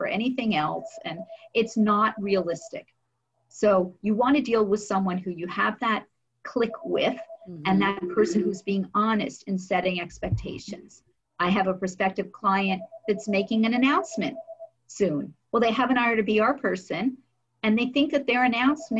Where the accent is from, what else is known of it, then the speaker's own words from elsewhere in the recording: New Jersey, United States; I'm from New Jersey